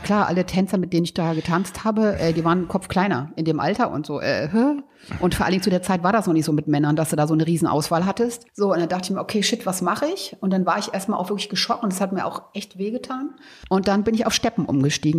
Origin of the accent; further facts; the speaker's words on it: a village near Braunschweig, Lower Saxony, Germany; ich bin ja auf dem Dorf groß geworden